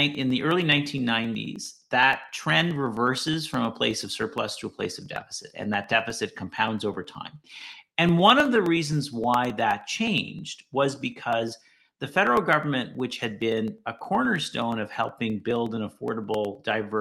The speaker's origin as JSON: {"language": "English", "town": "Ottawa", "region": "Ontario", "country": "Canada", "also_born_or_lived": "Montreal", "said": "I had the fortune of coming back to Ottawa, because I'm originally from Ottawa"}